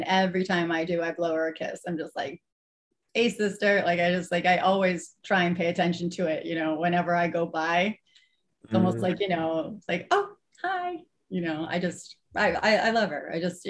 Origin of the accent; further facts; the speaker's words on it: New York, United States; moved away as an adult; now in Los Angeles, United States; I'm from New York originally, if you couldn't tell. So I was, when I was, you know, living in New York, you know, I was raised there